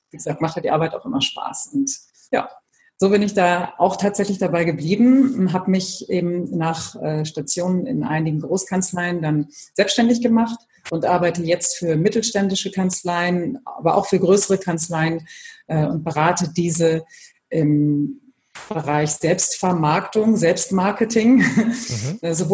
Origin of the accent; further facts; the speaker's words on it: Bremen, Germany; also born or lived in Brussels / Frankfurt / Hamburg; in Brüssel und in Frankfurt, über Hamburg dann wieder nach Bremen gekommen. Also bin meiner Heimat treu geblieben.